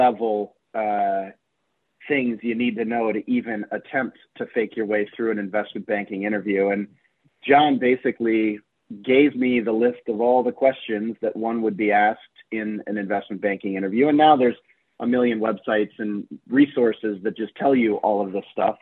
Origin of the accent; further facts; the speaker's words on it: Iowa, United States; moved away; I grew up in Iowa